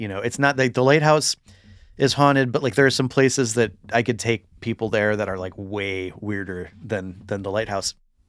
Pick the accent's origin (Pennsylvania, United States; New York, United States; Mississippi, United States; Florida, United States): Florida, United States; St. Augustine; I grew up in St. Augustine, Florida, which, you know, a lot of people have heard of because they have the haunted lighthouse.